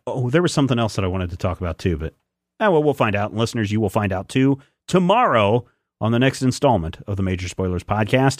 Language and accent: English; United States; I'm American